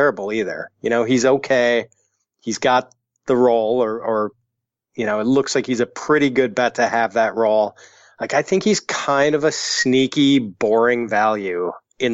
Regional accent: Whitefish Bay, Wisconsin, United States; I grew up in Whitefish Bay.

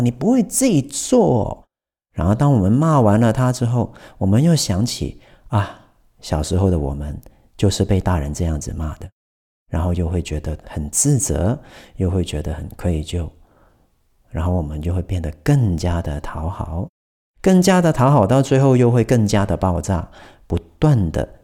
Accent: Taiwan; 我们台湾人的 N 的尾音

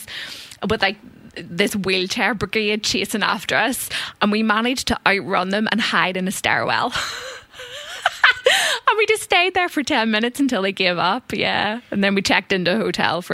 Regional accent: Ireland; moved away as an adult; growing up in Ireland

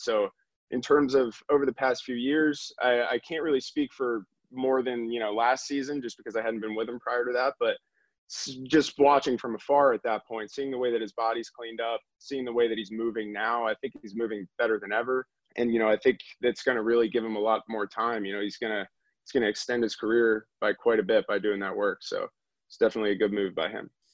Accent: Northeast, United States; We are both from the Northeast

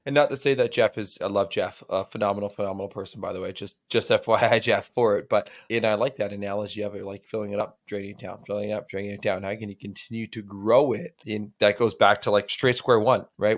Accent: Alberta, Canada; I'm from Alberta, which is straight north of Montana

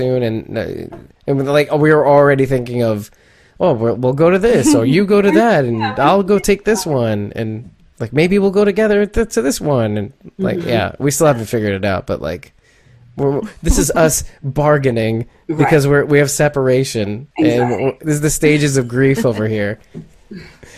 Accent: New York City, New York, United States; I'm a New Yorker all the way

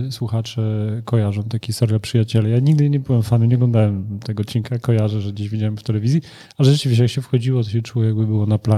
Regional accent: Kielce, Świętokrzyskie Voivodeship, Poland; jestem scyzorykiem przecież

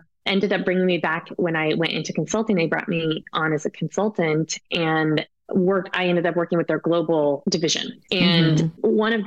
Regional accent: Colorado, United States; I was from Colorado

